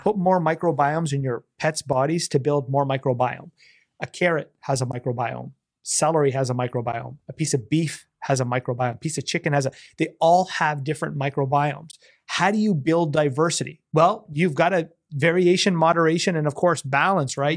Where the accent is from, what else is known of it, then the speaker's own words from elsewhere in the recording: Canada; being a Canadian